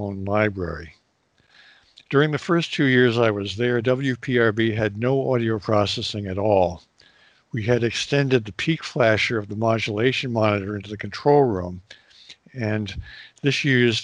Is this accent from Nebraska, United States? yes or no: no; New York City, New York, United States; also born or lived in Princeton; I grew up in the New York City area.